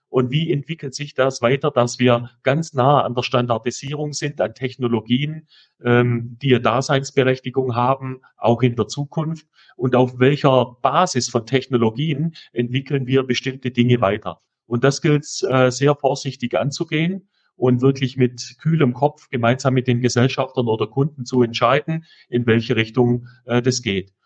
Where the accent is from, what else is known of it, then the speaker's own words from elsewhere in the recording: Swabia, Baden-Württemberg, Germany; accent: Swabian; ich komme aus dem Schwäbischen